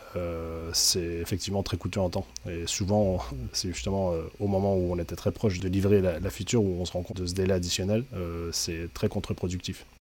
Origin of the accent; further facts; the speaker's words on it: Quebec, Canada; now in France; depuis que je suis arrivé en France, parce qu'il faut savoir que je suis québécois à l'origine.